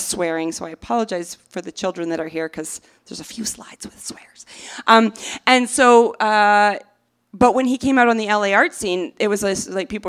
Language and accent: English; Canada; now in United States; I'm Canadian